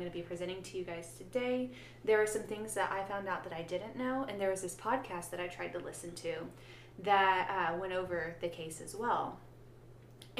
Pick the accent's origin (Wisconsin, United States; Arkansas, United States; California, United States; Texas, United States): Arkansas, United States; Alma; my hometown. We're going to go to Alma, Arkansas.